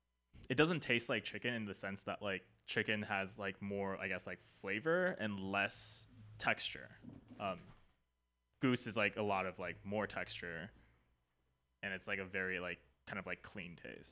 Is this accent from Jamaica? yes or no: no; Taiwan; so growing up in Taiwan, right? Like we have a lot of food stalls, and goose is like one of the main like delicacies, right?